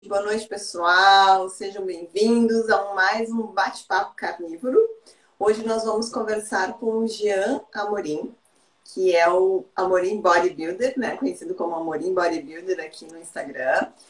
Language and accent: Portuguese; Porto Alegre, Rio Grande do Sul, Brazil; eu sou do sul, né? Eu sou de Porto Alegre